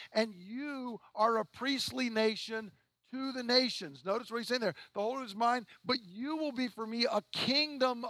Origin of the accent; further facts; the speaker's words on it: the South, United States; I'm from the South